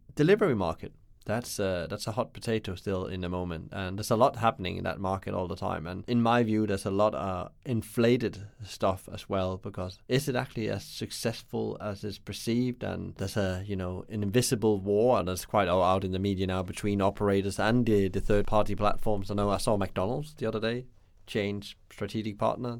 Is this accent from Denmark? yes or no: yes; Denmark; where I come from Denmark